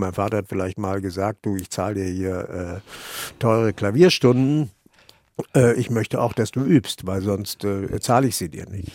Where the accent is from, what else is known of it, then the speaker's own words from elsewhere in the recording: Germany; also born or lived in Vienna / Ireland; als Deutscher